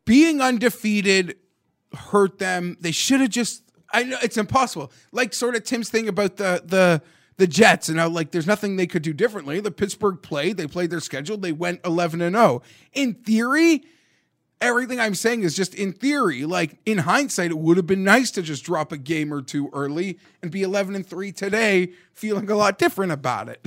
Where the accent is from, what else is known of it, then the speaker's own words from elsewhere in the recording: Toronto, Ontario, Canada; where I grew up in Toronto